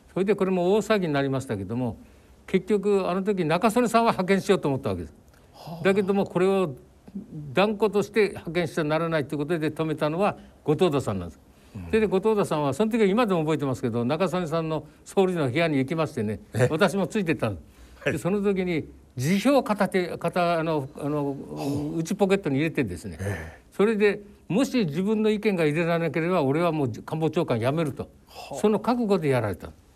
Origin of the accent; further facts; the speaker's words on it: Nihonmatsu, Fukushima, Japan; moved away; 私の育った福島県二本松